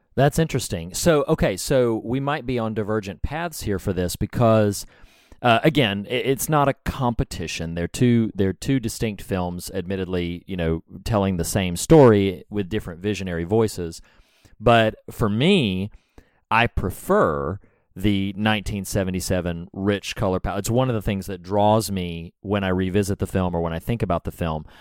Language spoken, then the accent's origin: English; the South, United States; I'm from the South, y'all. We don't talk right.